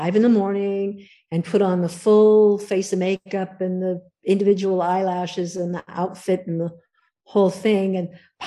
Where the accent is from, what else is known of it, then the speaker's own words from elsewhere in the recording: Southern California, United States; I grew up in Southern California